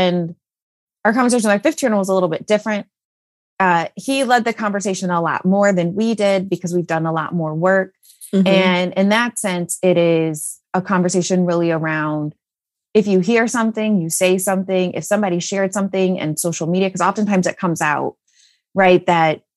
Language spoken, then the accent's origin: English; Illinois, United States; now in Texas, United States; I grew up in Illinois where we had basements